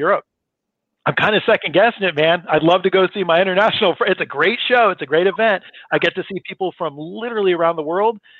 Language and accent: English; San Francisco, California, United States; I grew up in San Francisco